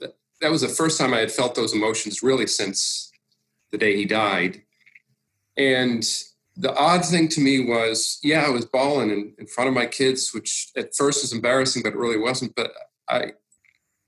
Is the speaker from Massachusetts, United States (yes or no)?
yes; Massachusetts, United States; growing up in Massachusetts